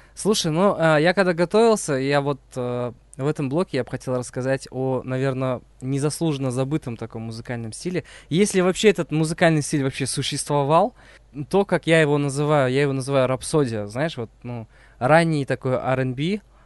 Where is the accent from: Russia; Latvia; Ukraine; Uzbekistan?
Uzbekistan; now in Kazakhstan; я родился в Узбекистане